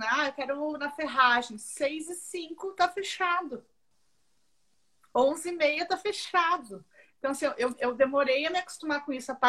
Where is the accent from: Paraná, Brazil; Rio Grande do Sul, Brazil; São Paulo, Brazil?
Rio Grande do Sul, Brazil; Canela; also born or lived in Porto Alegre; eu nasci em Porto Alegre, mas eu vim morar aqui com três anos, então eu me considero canelense, gramadense, eu vim morar em Canela.